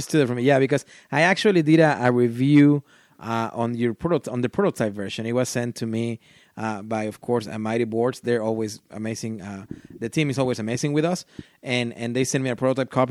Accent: Mexico; first language Spanish; English is a second language; I'm from Mexico.

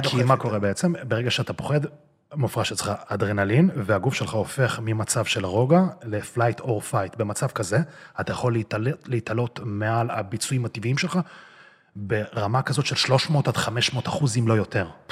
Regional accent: Israel; born or raised there; also born or lived in Russia

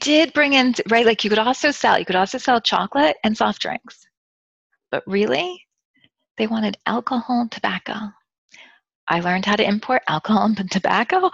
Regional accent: United States; moved away; I'm a foreign person, I'm American

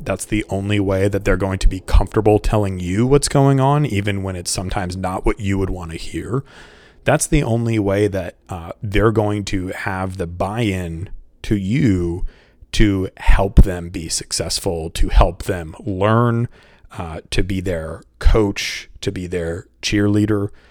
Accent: Boston, Massachusetts, United States; moved away as an adult; also born or lived in Saint Louis / Washington, D.C. / Brazil / Mexico; I'm from the Boston area

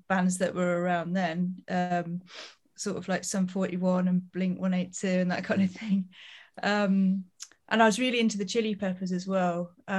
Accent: near Leicester, East Midlands, United Kingdom; now in Brighton, United Kingdom; I'm from the Midlands, so sort of near Leicester in the UK. But then I moved to Brighton, where I am now, because of music, really. And then I've just sort of stayed here.

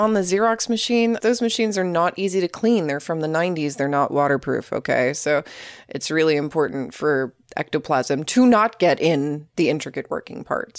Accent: Oklahoma, United States; Sorry, I'm from Oklahoma. I never learned the difference.

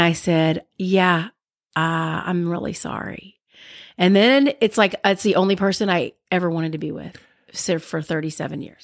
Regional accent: Alabama, United States; I'm from Alabama.

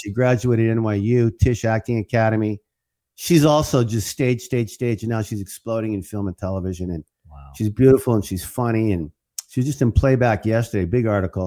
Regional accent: Canada; now in United States; I'm a Canadian first, mm. and, and and I always will be. And I'm I'm proud to be Canadian

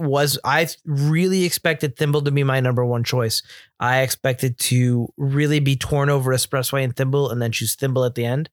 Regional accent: Northeast, United States; I'm from the Northeast

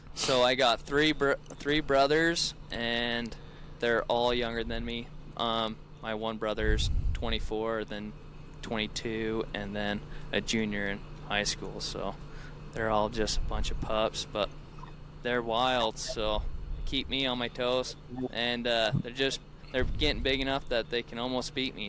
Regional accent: Salina, Utah, United States; now in Redmond, United States; I'm from Central Utah, um, Salina to be exact, but now I live in Redmond, which is like two minutes um, north

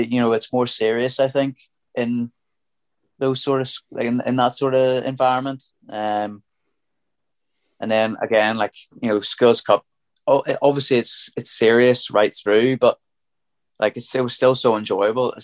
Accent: Dromore, Northern Ireland, United Kingdom; I'm from Dromore originally. So I played a lot of rugby when I was coming through, you know, at Dromore Mini Rugby Club

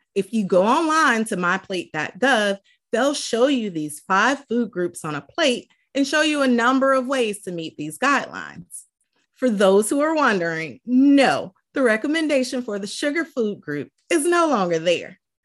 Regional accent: the South, United States; I'm from the South

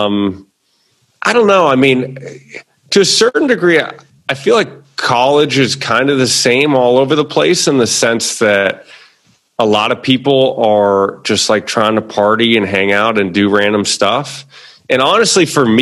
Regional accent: Boston, Massachusetts, United States; moved away as an adult; also born or lived in Los Angeles; now in Aguadilla, Puerto Rico; I'm from like Beacon Hill, Back Bay. So right in the city

